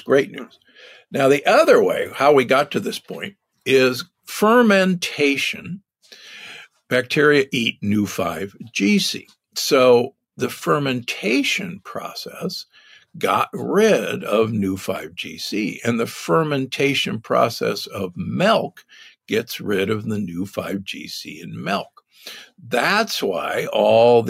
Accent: Omaha, Nebraska, United States; moved away; I grew up in Omaha, Nebraska.

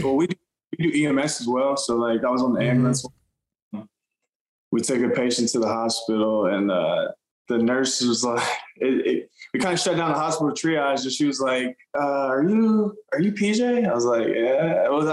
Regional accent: Austin, Texas, United States; now in Houston, United States; I grew up in Austin

